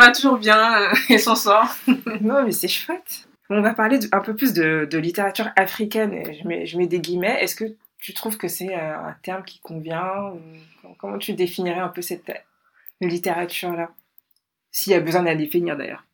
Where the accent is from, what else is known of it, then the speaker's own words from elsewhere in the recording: Mali; moved away as an adult; now in France; Donc je suis née au Mali et j'y ai grandi. J'ai passé les 18 premières années de ma vie.